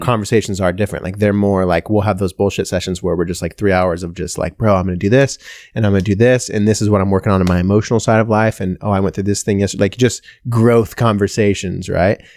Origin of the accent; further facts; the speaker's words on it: Washington, United States; I'm from Washington